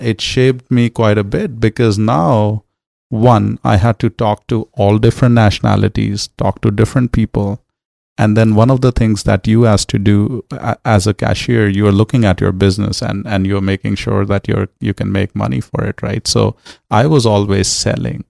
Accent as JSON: {"language": "English", "town": "New Delhi", "region": "Delhi", "country": "India", "tie": "born or raised there", "moved": "as an adult", "lives_now": "Los Angeles, United States", "said": "growing up in New Delhi."}